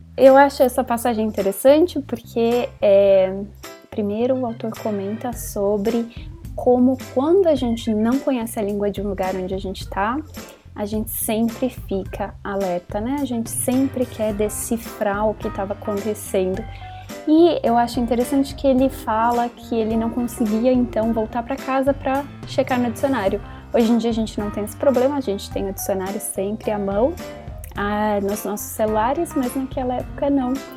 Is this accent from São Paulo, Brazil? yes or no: yes; São Paulo, Brazil; moved away as an adult; now in Berlin, Germany; Eu sou de São Paulo, morei em São Paulo ah, durante quase toda a minha vida e agora eu estou aqui na Alemanha.